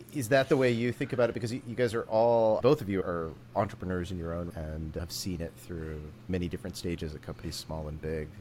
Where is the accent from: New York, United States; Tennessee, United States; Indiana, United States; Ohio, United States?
Indiana, United States; Warwick County, rural; I actually grew up in Indiana. Uh, so I grew up in it, depending on how you think about it, rural Indiana, Warwick County